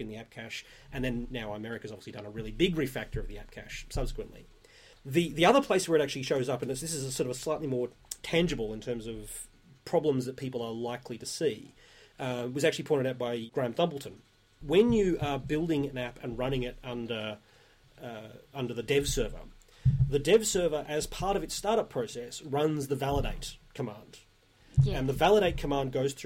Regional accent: Australia; I'm Australian

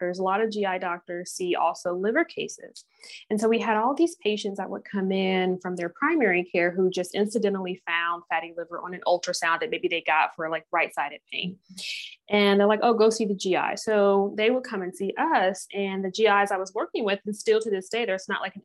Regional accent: Tennessee, United States; also born or lived in Ohio; now in St. Louis, United States; I grew up, I was born in Ohio and we moved to Tennessee. So I went to undergrad in Tennessee

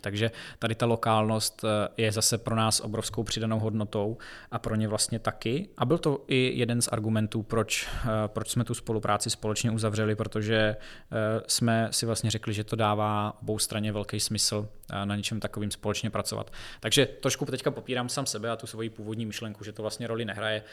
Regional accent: Brno, South Moravian Region, Czechia; Já jsem v Brně vždycky jsem se tady narodil, vždycky jsem tady žil

